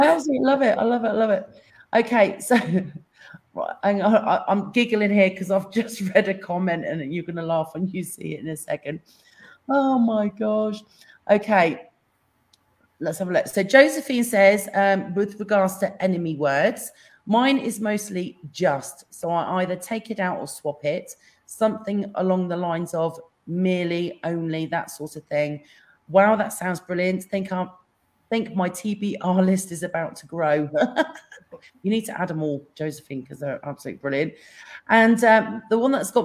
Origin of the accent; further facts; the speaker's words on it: England, United Kingdom; I'm English